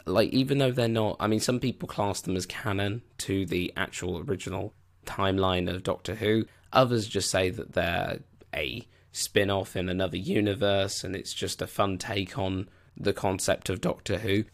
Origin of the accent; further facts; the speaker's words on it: United Kingdom; I'm a Brit